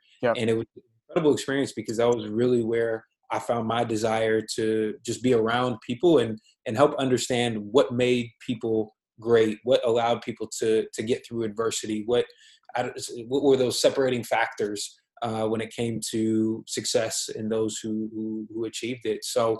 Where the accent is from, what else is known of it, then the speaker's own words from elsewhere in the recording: Columbus, Ohio, United States; moved away; also born or lived in Louisville, Kentucky; I'm originally from Columbus, Ohio, so shout out to the Midwest. Went to undergrad at the University of Louisville.